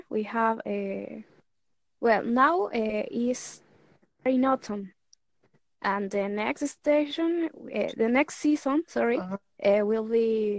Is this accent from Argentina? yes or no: yes; Argentina; English is a second language; I'm from Argentina.